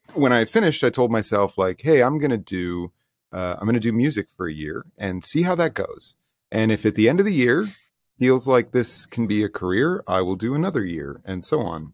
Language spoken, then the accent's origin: English; United States; now in Toronto, Canada; I'm from the States